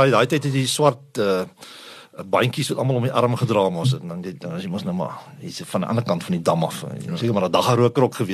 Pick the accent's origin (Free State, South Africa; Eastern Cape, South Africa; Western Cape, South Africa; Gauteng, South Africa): Eastern Cape, South Africa; Groot geword of sal ek sê gebore in 'n in 'n spoorwegfamilie in wat in die Oos-Kaap uitkom.